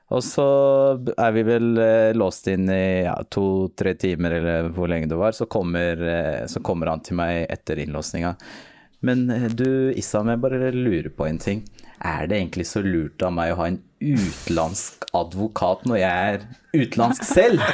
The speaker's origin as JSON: {"language": "Norwegian", "country": "Norway", "tie": "born or raised there", "said": "jeg er jo født og oppvokst i Norge"}